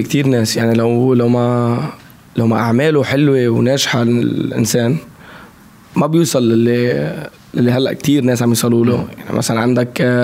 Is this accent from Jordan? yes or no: no; Lebanon; accent: Lebanese; also born or lived in Saudi Arabia; بلهجتي باللهجه اللبنانيه